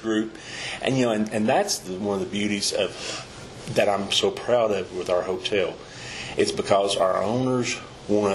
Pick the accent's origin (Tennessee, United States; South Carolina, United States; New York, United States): Tennessee, United States; Pigeon Forge; also born or lived in Gatlinburg, Tennessee; my family moved out of Gatlinburg, we moved from Gatlinburg to Pigeon Forge in 69